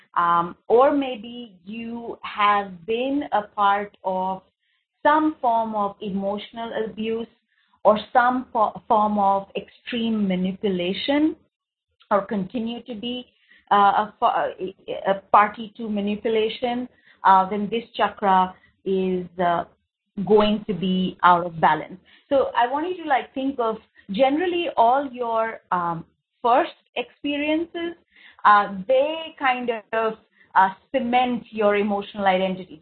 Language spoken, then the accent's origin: English; India; I'm from India. I've grown up here